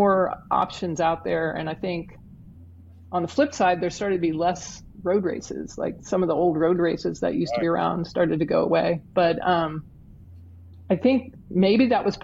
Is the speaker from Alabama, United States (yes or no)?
yes; Huntsville, Alabama, United States; my hometown